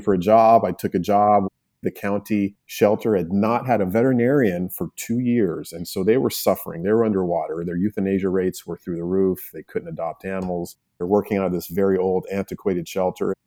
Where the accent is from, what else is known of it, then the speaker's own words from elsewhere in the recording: Albuquerque, New Mexico, United States; also born or lived in Los Angeles; I am a native New Mexican